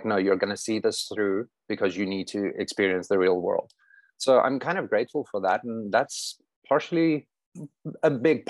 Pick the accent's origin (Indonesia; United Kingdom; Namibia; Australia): Namibia; Gobabis, Omaheke; moved away; there's a town called Hubabis. A little bit to the right, a little bit more. Oh, is it the one with the G? Yes. So that was my hometown. And I lived about 150 kilometers north of that. So the middle of nothing.